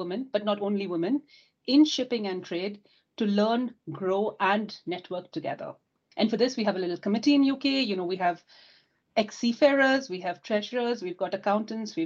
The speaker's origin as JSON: {"language": "English", "country": "India", "tie": "born or raised there", "moved": "yes", "lives_now": "United Kingdom", "said": "Growing up in India, my father's a seafarer, my brother would join the sea, my cousins"}